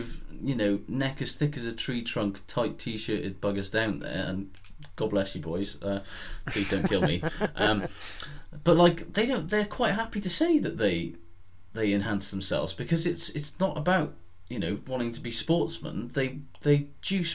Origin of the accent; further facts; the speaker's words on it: Aberdare, Wales, United Kingdom; I'm from Aberdare, right, which is a town in the Welsh Valleys